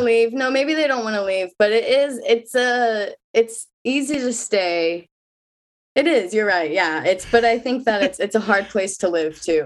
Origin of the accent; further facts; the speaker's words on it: Kansas City, Missouri, United States; moved away as an adult; now in Brooklyn, United States; I'm in Brooklyn right now. I'm from Kansas City, Missouri